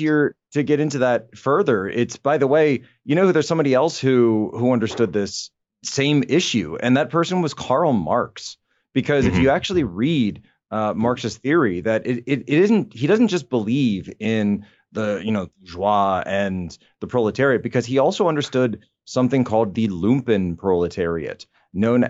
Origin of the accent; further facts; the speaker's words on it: Philadelphia, Pennsylvania, United States; I'm from the Philadelphia area